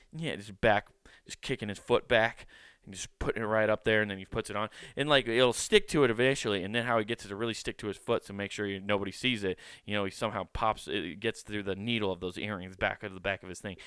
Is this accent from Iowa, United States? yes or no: yes; Iowa, United States; I grew up in Iowa, but I grew up in the city.